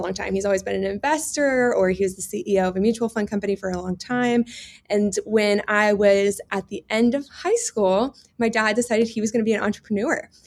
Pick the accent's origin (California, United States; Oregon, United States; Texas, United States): Texas, United States; Houston; I grew up in Houston, Texas, the sweatiest place because we have really high humidity